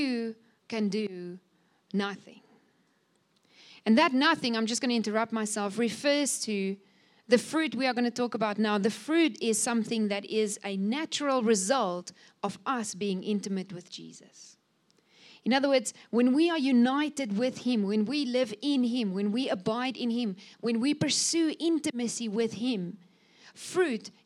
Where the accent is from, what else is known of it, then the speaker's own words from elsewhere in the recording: Cape Winelands, Western Cape, South Africa; I'm coming from the Cape Winelands